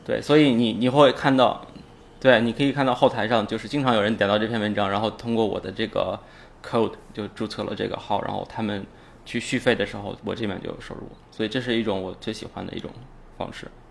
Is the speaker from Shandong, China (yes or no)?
no; Inner Mongolia, China; also born or lived in Hohhot; 我是来自内蒙古，然后我，我觉得那就是我的家。呃，我们总是会，到在，回到国内，我们总是会回到那边去，去住嗯。而且我每年至少有半年的时间是在那，在那边